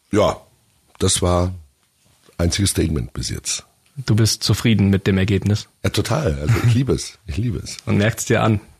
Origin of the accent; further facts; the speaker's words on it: Augsburg, Bavaria, Germany; meine Heimatstadt.